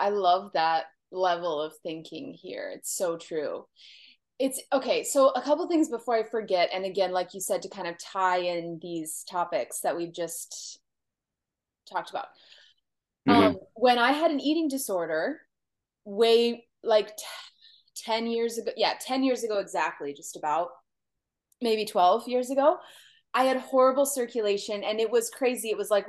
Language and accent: English; California, United States; born there; like I was born in Southern California, you know, I wasn't born in Michigan, and I'm not like a cold person.